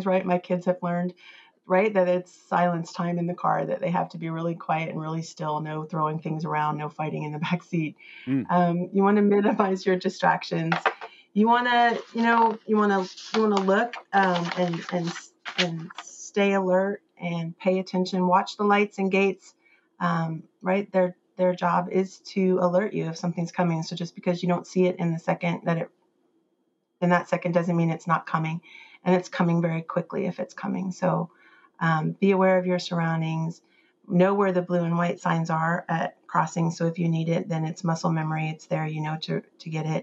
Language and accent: English; Texas, United States; I'm from Texas